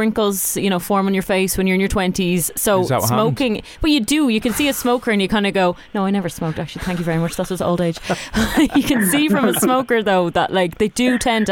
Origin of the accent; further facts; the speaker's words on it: Ireland; we're Irish.